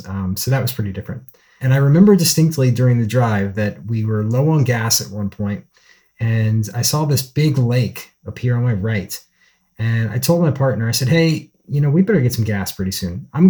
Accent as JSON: {"language": "English", "region": "Virginia", "country": "United States", "also_born_or_lived": "Seattle, Washington", "moved": "as an adult", "lives_now": "Astoria, United States", "said": "I'm from Virginia originally, and the first time I ever visited Oregon was in 2012 when I was moving from Virginia to Seattle to go to grad school."}